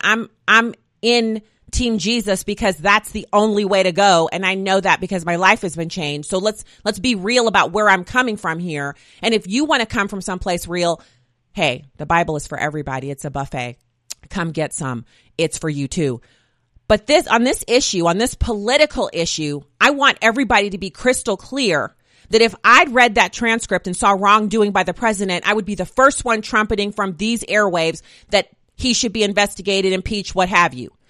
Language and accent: English; United States; an American taxpayer